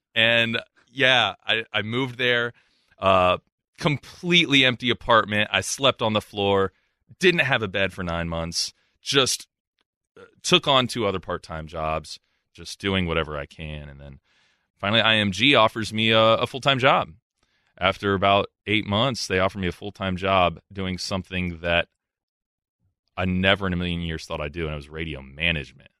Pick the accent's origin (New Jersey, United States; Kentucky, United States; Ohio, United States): Ohio, United States; Columbus; moved away as an adult; my time in Columbus, um, I was happy there. It was my hometown